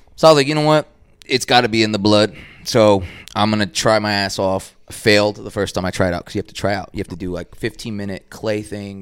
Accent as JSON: {"language": "English", "town": "Dallas", "region": "Texas", "country": "United States", "tie": "born or raised there", "also_born_or_lived": "Boston / New York", "said": "grew up east of White Rock, but this is my hood"}